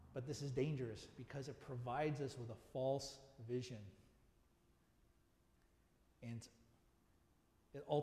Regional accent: United States; also born or lived in South Africa; I was still American, and I still loved America.

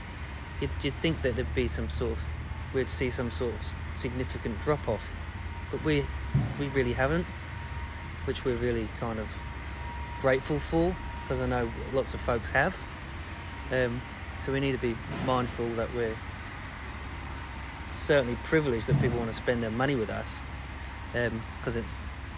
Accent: United Kingdom; being British, you never expect good things happen to you.

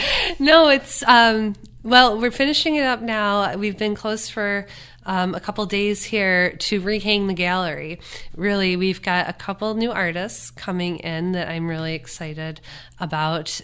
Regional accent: Chautauqua County, New York, United States; I grew up in Canastega. I've always been a Chautauqua County person

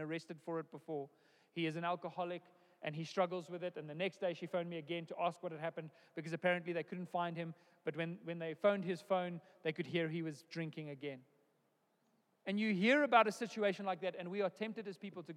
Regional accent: South Africa; born or raised there

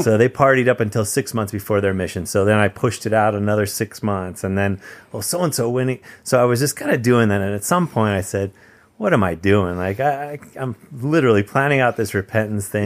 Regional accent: Campbell, California, United States; I grew up in Campbell, California, which is just a few minutes away from you in San Jose

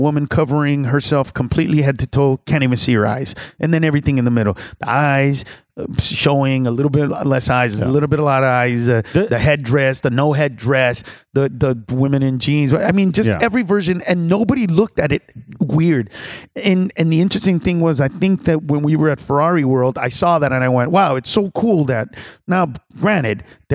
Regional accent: Honduras; Honduras, Central America

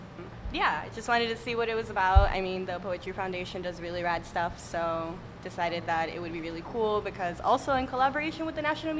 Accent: Chicago, Illinois, United States; I'm from Chicago here.

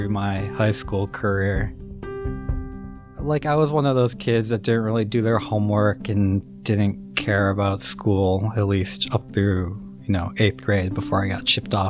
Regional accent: Minneapolis, Minnesota, United States; So I'm originally from Minneapolis, Minnesota. I grew up there

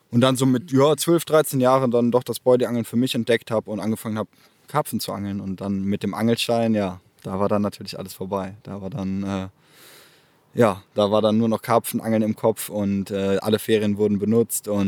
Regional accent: Erftstadt, North Rhine-Westphalia, Germany; Ich komme aus Erftstadt bei Köln

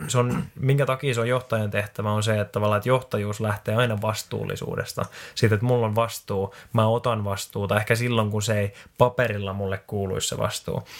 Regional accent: Finland; moved away as an adult; also born or lived in Australia; Ja sitten mä tulin tänne Suomeen takaisin.

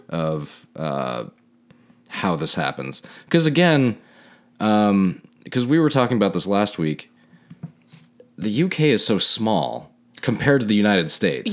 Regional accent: Canada; moved away; being so Canadian, which I am.

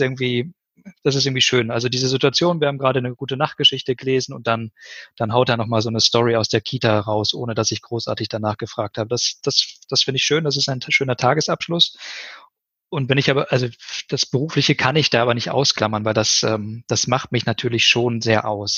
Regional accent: Ennepe-Ruhr region, North Rhine-Westphalia, Germany; moved away as an adult; also born or lived in Siegen; Habe so meine Heimat ganz gut kennengelernt

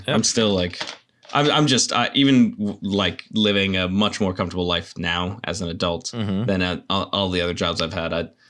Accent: United Kingdom; I am British and don't know what it is.

